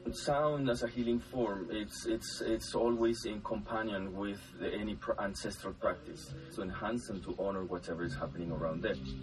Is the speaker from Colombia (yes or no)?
yes; northern Colombia, Colombia; I am from Colombia, from the north of Colombia